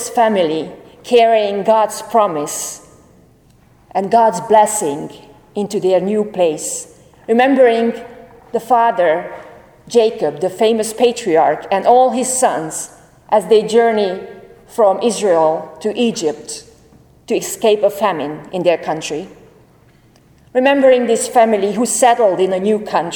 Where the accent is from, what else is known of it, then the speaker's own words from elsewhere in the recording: Hungary; moved away; I am from Hungary